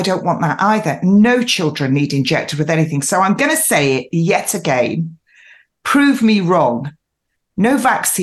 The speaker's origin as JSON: {"language": "English", "country": "United Kingdom", "moved": "yes", "lives_now": "East Sussex, United Kingdom", "said": "I am originally from the Midlands, a mining town"}